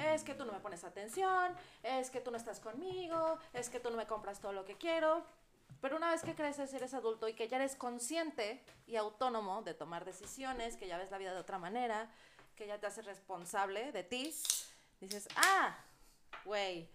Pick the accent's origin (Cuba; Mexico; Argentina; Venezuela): Mexico; orgullo de decirme mexicana también